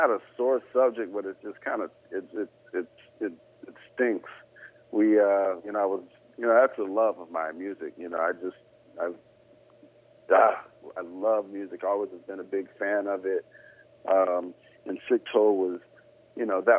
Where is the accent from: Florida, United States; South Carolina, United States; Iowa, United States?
Florida, United States; Jacksonville; also born or lived in Valdosta, Georgia; I'm originally from Georgia, Valdosta, and then we moved to Jacksonville, and I was 8, almost 9 years old